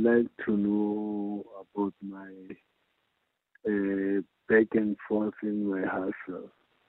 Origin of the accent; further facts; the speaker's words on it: Limpopo, South Africa; now in Middelburg, South Africa; 1988, May on the 11th. I was born in Limpopo.